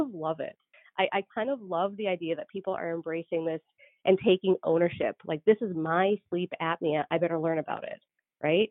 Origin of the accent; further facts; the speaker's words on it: Canada; also born or lived in Georgia / North Dakota; now in United States; so I'm Canadian